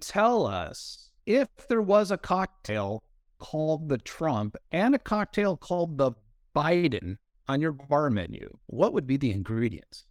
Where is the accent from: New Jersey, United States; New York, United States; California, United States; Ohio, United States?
California, United States; as a Californian